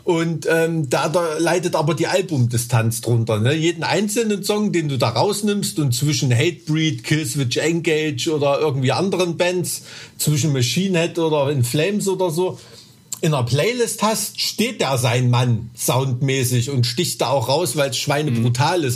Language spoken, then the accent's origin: German; Thuringia, Germany; als Thüringer, der ja so wirklich so an der Grenze zu, wo es langsam bergig wird, wohnt